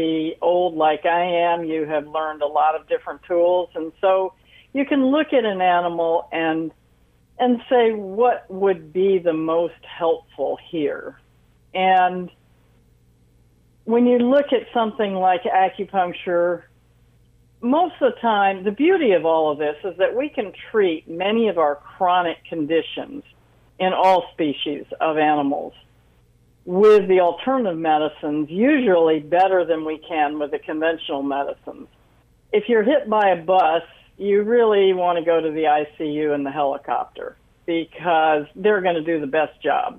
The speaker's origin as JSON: {"language": "English", "town": "Washington", "region": "District of Columbia", "country": "United States", "tie": "born or raised there", "said": "I was actually born and raised in Washington, D.C."}